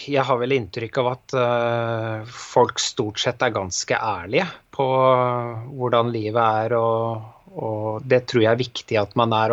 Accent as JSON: {"language": "Norwegian", "town": "Bergen", "region": "Vestland", "country": "Norway", "moved": "yes", "said": "da jeg flytta fra Bergen for en del år siden, så merka jeg nok at det var et litt sånn annet lynne her enn eh, der jeg kom fra."}